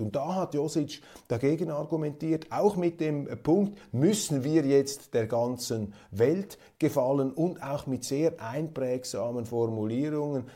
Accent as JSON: {"language": "German", "town": "Kloten", "region": "Zurich", "country": "Switzerland", "said": "ich stamme ja aus Kloten"}